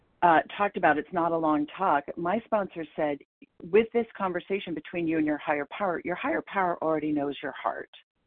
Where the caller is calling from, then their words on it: Portland, Maine, United States; I'm calling in from Portland, Maine